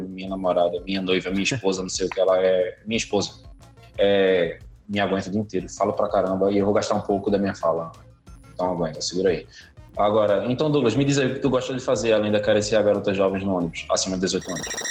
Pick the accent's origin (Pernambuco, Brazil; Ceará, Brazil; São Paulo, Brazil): Pernambuco, Brazil; Eu sou pernambucano